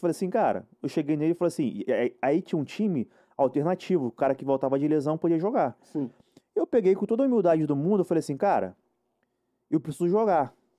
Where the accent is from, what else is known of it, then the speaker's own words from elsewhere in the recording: Rio de Janeiro, Brazil; also born or lived in Muriqui / Guangzhou, China; eu também sou carioca.